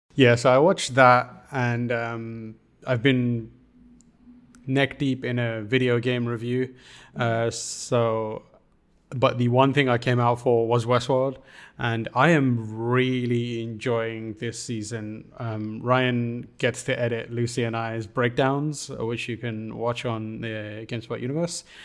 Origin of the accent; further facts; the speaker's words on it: United Kingdom; as a British person